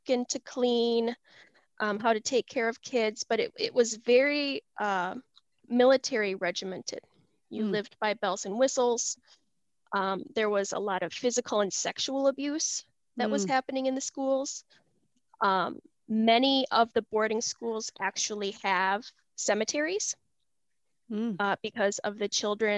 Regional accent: Shawano, Wisconsin, United States; now in Cedarburg, United States; I actually grew up in northern Wisconsin, in Shawano

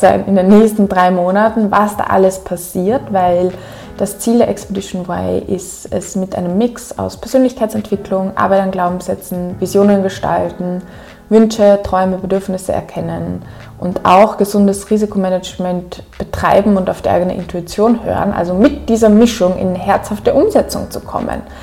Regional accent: Upper Austria, Austria; accent: Upper Austrian; ich ziemlich in meinen oberösterreichischen Akzent gefallen bin, dort

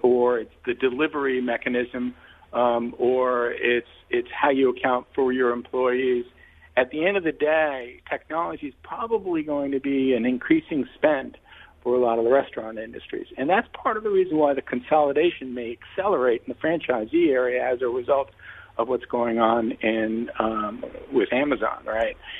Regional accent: New York, United States; I'm a New Yorker

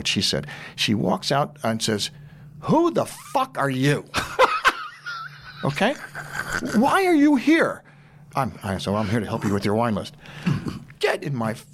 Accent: New York, United States; I'm from New York

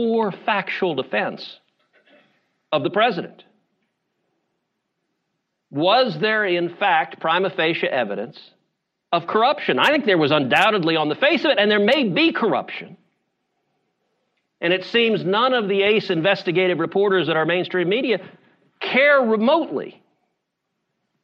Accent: Houston, Texas, United States; I'm from Houston

